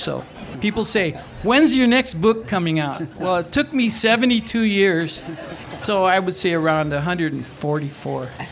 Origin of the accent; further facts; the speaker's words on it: San Gabriel, California, United States; I grew up in San Gabriel, California